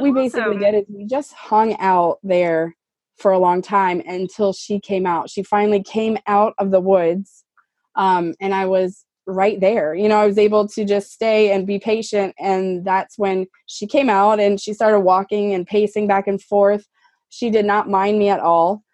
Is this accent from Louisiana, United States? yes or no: yes; Louisiana, United States; I'm from Louisiana